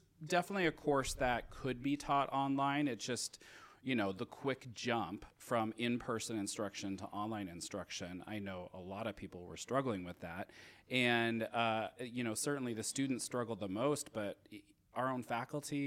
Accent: Odessa, Washington, United States; also born or lived in Portland, Oregon / Spokane, Washington; I did grow up in the area, so I grew up in a small rural farm town. You may have seen an exit sign for it on the freeway on I-90. It's called Odessa.

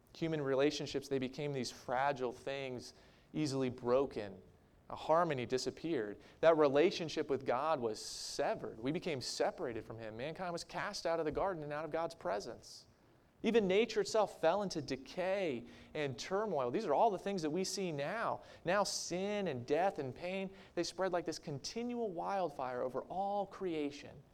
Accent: Maryland, United States; moved away as an adult; also born or lived in Minnesota; my home state of Maryland. I missed my family. I missed my neighborhood. I missed the house that I grew up

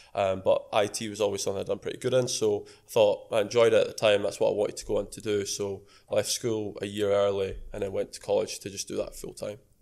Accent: Edinburgh, Scotland, United Kingdom; I'm 22 from Edinburgh.

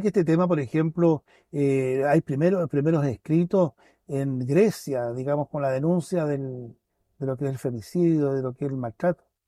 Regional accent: Vallenar, Atacama, Chile; now in Pucón, Chile; Yo no soy nacido acá en Pucón, yo nací en, en Vallenar, tercera región.

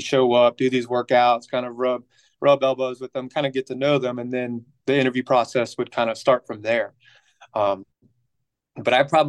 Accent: Columbia, South Carolina, United States; also born or lived in Phoenix, Arizona; But I grew up here in Columbia, South Carolina.

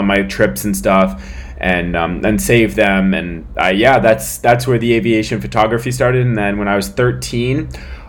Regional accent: San Francisco, California, United States; born in 1999 in San Francisco, California, just south of San Francisco

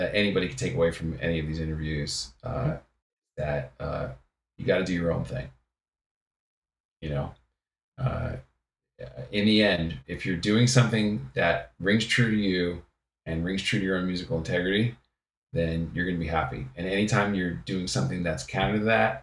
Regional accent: the New York area, United States; I grew up in the New York area

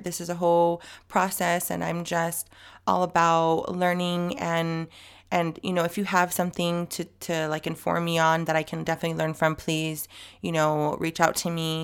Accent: El Centro, California, United States; now in San Diego, United States; I was born in El Centro

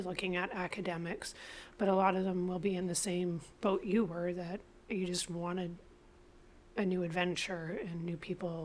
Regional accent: Nelson, British Columbia, Canada; moved away; I grew up in Nelson, loved Nelson, loved my parents, my family

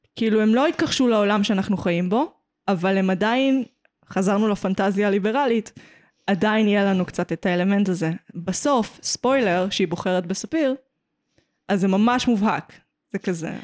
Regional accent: Petah Tikva, Central District, Israel; גדלתי בפתח תקווה

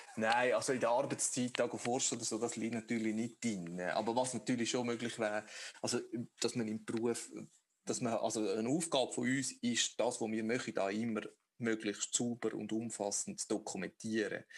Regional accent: Obwalden, Switzerland; bei der lokalen Denkmalpflege, wo ich aufgewachsen bin, in Obwalden

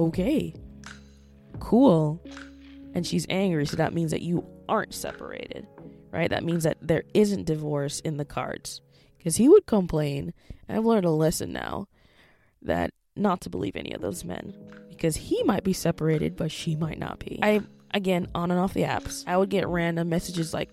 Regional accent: Jamaica; moved away; As a Jamaican

